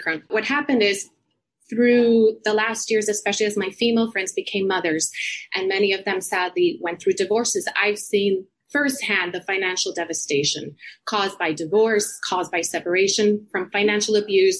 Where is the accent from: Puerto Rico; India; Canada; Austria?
Puerto Rico; moved away as an adult; also born or lived in United States; now in London, United Kingdom; I grew up in Puerto Rico